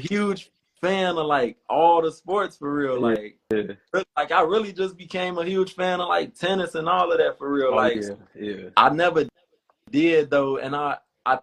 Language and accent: English; Harvey, Illinois, United States; I was born and raised on in the south suburbs of Chicago. So I'm from Harvey